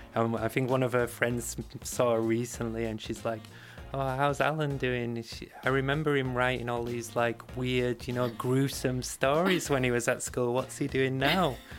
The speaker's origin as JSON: {"language": "English", "town": "Bradford", "region": "Yorkshire and the Humber", "country": "United Kingdom", "tie": "born or raised there", "said": "I grew up in Bradford in West Yorkshire"}